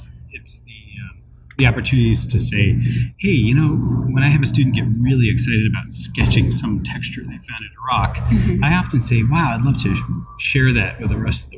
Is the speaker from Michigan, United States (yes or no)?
no; Northern California, United States; moved away as an adult; also born or lived in Ohio / Wisconsin; Originally, I'm from Northern California